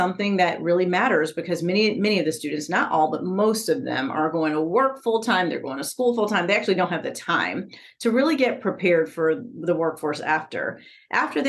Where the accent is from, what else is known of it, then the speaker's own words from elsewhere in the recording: Chicago, Illinois, United States; I grew up in Chicago in low-income neighborhoods